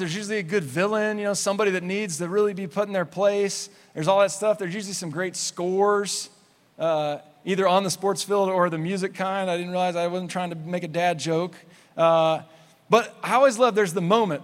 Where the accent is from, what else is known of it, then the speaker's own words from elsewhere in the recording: Clovis, New Mexico, United States; I grew up in Clovis, New Mexico